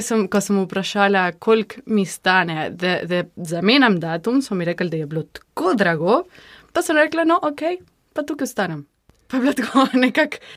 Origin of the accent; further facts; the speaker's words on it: San Miguel de Tucumán, Tucumán, Argentina; Slovenian is a second language; moved away as an adult; now in Slovenia; prihajam iz Tukumana, to je v severu Argentine